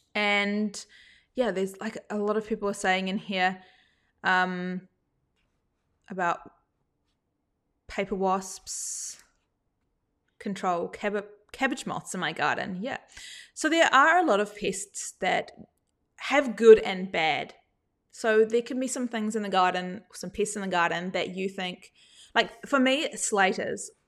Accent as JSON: {"language": "English", "country": "New Zealand", "tie": "born or raised there", "moved": "yes", "lives_now": "Australia", "said": "I didn't grow up in Australia, I grew up in New Zealand"}